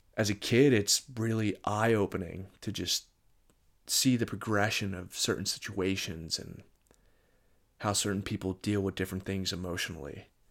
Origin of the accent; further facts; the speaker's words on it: Moorestown, New Jersey, United States; I'm from Moorestown, New Jersey.